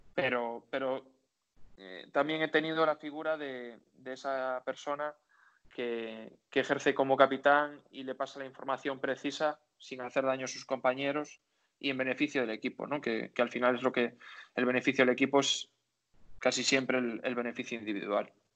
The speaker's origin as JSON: {"language": "Spanish", "region": "Galicia", "country": "Spain", "said": "único gallego que estaban en la plantilla"}